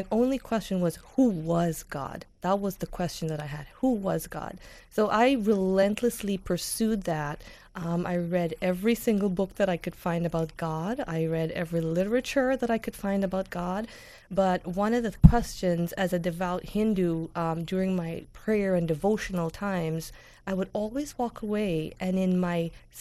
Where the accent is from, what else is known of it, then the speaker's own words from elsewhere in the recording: Guyana; moved away as an adult; also born or lived in New York; now in United States; I grew up in Guyana